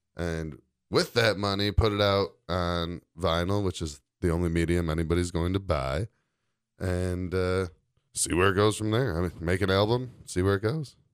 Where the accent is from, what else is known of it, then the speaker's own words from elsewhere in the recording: Chicago, Illinois, United States; moved away as an adult; now in Door County, United States; I'm from Chicago